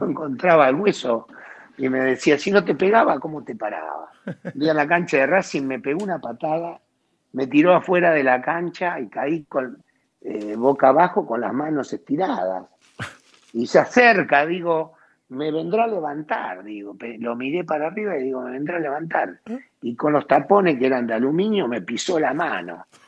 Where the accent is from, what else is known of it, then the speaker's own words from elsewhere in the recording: Bahía Blanca, Buenos Aires Province, Argentina; moved away; also born or lived in Naples; Yo nací en Bahía Blanca, en el barrio Villamitre